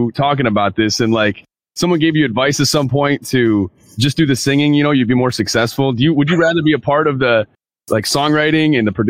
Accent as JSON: {"language": "English", "town": "Monroe", "region": "Michigan", "country": "United States", "moved": "yes", "lives_now": "Detroit, United States", "said": "I'm from Monroe, technically, but, you know, I live and work in Detroit now"}